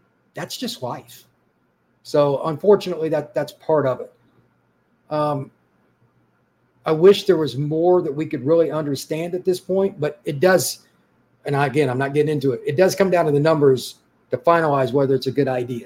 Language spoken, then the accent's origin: English; Midwest, United States; I grew up in the Midwest